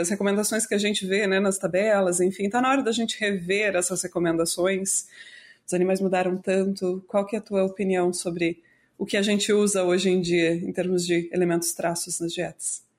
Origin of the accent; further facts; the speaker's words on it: Brazil; a gente é brasileiro